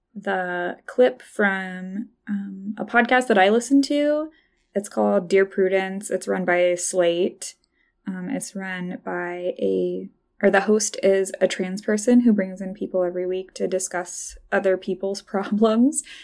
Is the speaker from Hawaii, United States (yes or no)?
no; Idaho, United States; I grew up in Idaho